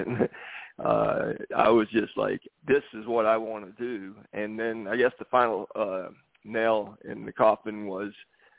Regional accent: Lubbock, Texas, United States; So coming out of high school in my hometown of Lubbock, Texas, James, I was probably 6'6 and weighed about 150 pounds probably.

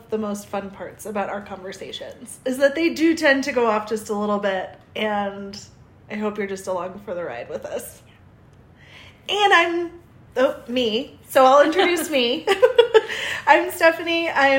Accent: South Dakota, United States; I'm originally from the Midwest, South Dakota, and so you'll probably hear my O's or my A's.

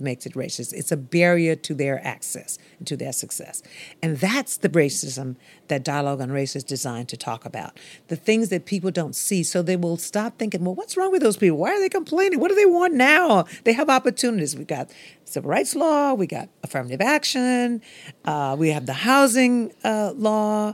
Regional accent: Louisiana bayou, United States; I'm from Maryland, the bayou where that sort of thing happened

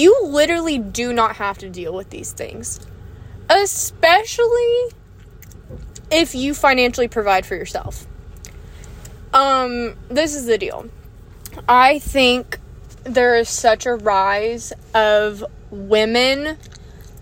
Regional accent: United States; being an American

